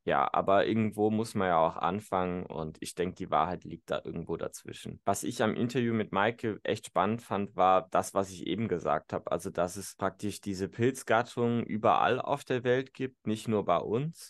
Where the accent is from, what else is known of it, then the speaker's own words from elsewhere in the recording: North Rhine-Westphalia, Germany; in meiner Heimatregion Südwestfalen